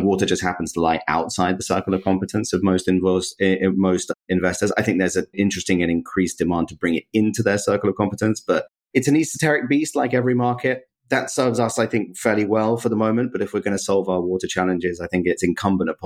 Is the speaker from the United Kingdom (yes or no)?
yes; London, United Kingdom; I'm from London.